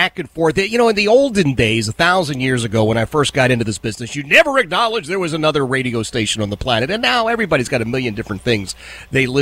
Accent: Philadelphia, Pennsylvania, United States; now in Richmond, United States; I grew up in Philadelphia

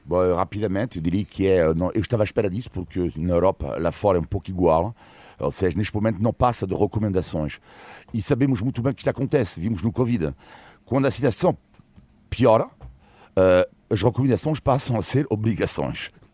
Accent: Almada, Lisbon, Portugal; Almada, minha Terra

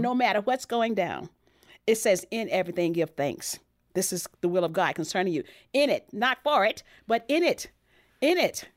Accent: Texas, United States; my background growing up in Texas

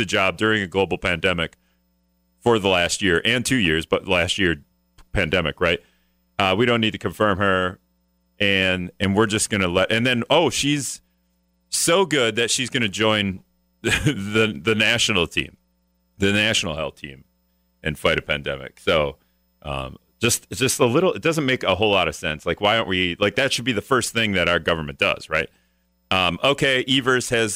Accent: Greenville, Wisconsin, United States; also born or lived in Hortonville, Wisconsin; my high school is Hortonville, but you know, if I ever tell anyone I'm from Greenville, nobody's going to know where that is

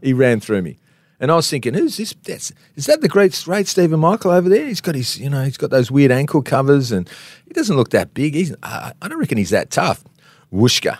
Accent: Canberra, Australian Capital Territory, Australia; moved away; I was from Canberra

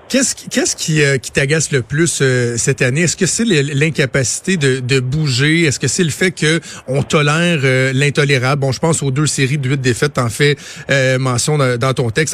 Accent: Montreal, Quebec, Canada; chez nous à Montréal

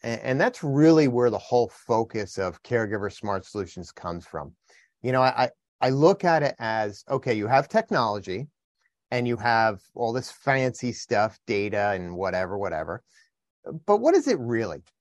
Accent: New Jersey, United States; I'm from New Jersey

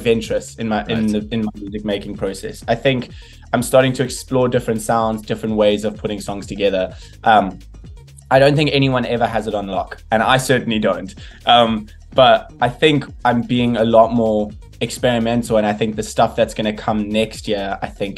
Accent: South Africa; as a South African

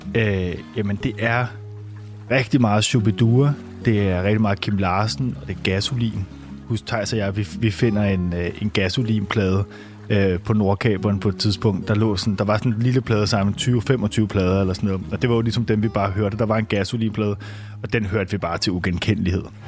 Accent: Copenhagen, Capital Region of Denmark, Denmark; vi sidder jo i en øh, helårshaveforening i Sydhavnen, hvor at, øh, jeg simpelthen har boet hele mit liv. Øh, det er mit barndomshjem, vi sidder

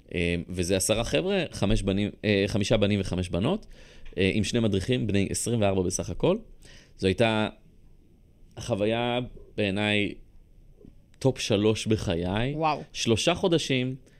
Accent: Rishon LeZion, Central District, Israel; also born or lived in Bat Yam; גדלתי בבת ים אה, כלום עד גיל שלוש, ואז עברנו לראשון

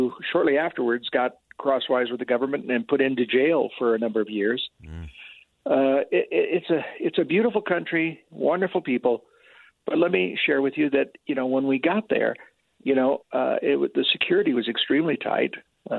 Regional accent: Salt Lake City, Utah, United States; here I am a guy from Salt Lake

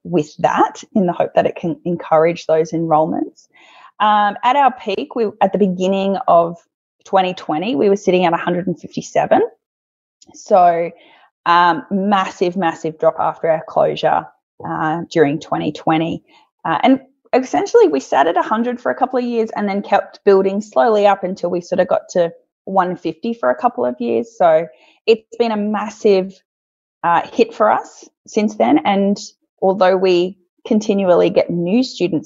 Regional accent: Oakey, Queensland, Australia; I'm from Oakey, it's a regional town

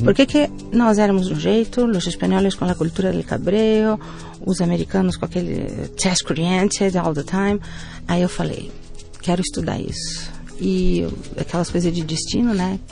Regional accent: Rio Grande do Sul, Brazil; also born or lived in Spain; eu sou gaúcha.

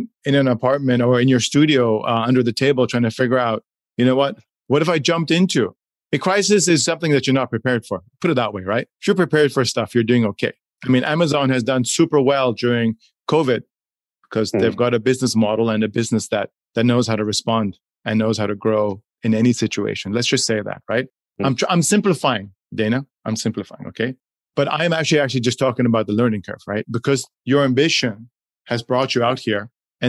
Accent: Hong Kong; also born or lived in Switzerland / United States / Chile / Poland; growing up in Hong Kong high school and Switzerland college in the States, lived and worked in Chile, Poland, Czech Republic, China, India, Dubai.

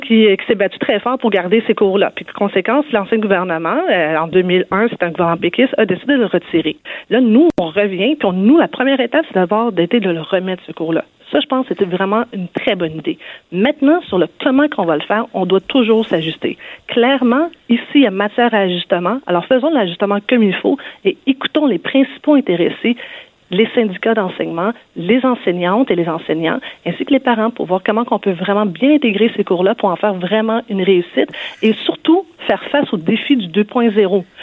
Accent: Quebec, Canada; chez nous au Québec, le cours de FPS a existé pendant plusieurs années. Euh, moi-même, je l'ai suivi.

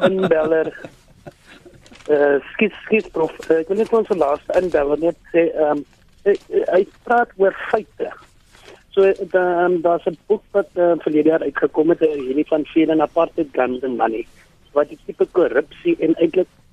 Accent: South Africa; ons as Suid-Afrikaners

